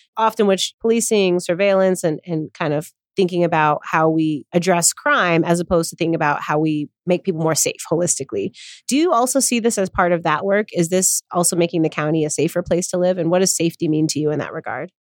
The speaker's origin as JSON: {"language": "English", "town": "Chicago", "region": "Illinois", "country": "United States", "tie": "born or raised there", "said": "my hometown, the Windy City, Chicago, Illinois"}